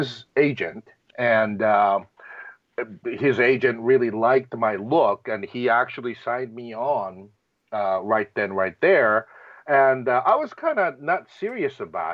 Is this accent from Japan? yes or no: yes; Japan; moved away; me growing up in Japan